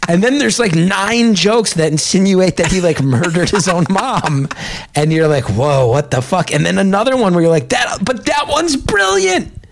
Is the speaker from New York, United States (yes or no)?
no; Lodi, New Jersey, United States; I'm from Lodi.